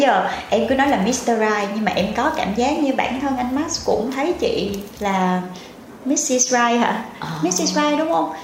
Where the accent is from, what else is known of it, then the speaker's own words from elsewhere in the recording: My Tho, Tiền Giang, Vietnam; về quê của em em ở dưới mỹ tho